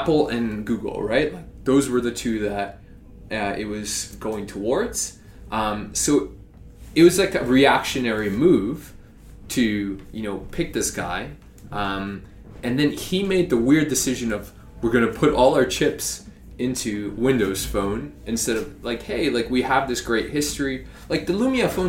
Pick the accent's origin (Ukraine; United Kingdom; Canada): Canada; as a Canadian